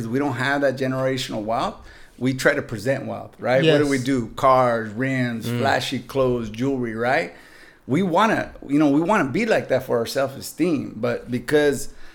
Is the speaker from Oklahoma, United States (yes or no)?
no; Santa Barbara, California, United States; moved away as an adult; now in San Diego, United States; growing up in Santa Barbara, my family rented a house for a long time.